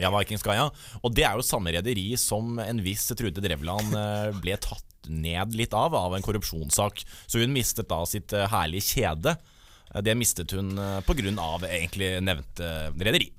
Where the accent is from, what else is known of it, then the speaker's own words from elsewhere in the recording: Østfold, Norway; jeg kommer fra Østfold